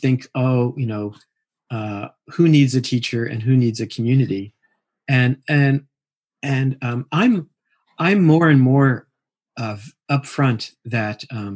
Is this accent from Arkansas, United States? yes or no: no; Mill Valley, California, United States; I sit with a group here in my hometown in Mill Valley